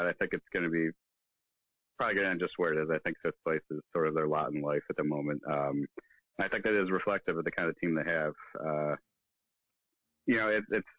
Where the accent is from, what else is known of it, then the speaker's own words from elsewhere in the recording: United States; speaking as an American, as a fan of American sports as well